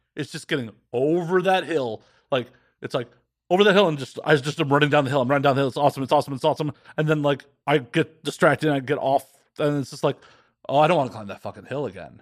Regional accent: Chicago, Illinois, United States; I grew up in Chicago, around a bunch of blue-collar and middle-class fucking Chicagoans

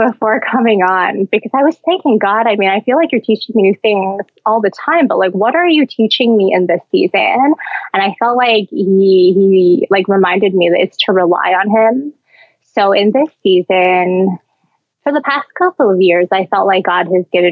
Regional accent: Canada; now in Hong Kong; I'm not a citizen, so I'm Canadian

